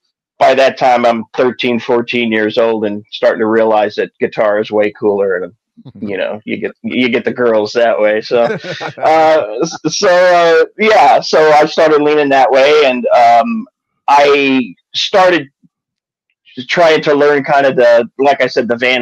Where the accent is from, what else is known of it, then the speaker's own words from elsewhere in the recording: New York City, New York, United States; moved away; I come from New York originally